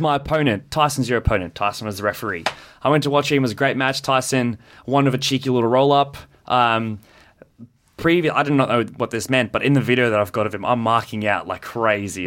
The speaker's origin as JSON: {"language": "English", "country": "South Africa", "tie": "born or raised there", "moved": "yes", "lives_now": "Australia", "said": "when I was growing up in South Africa. Um, when I first moved over here"}